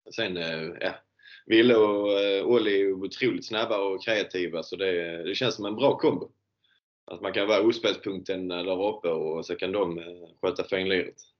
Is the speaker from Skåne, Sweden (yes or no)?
yes; Landskrona, Skåne, Sweden; här hemma i Landskrona